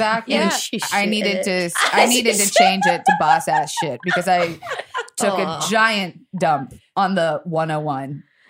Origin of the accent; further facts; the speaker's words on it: Tampa, Florida, United States; I'm from Tampa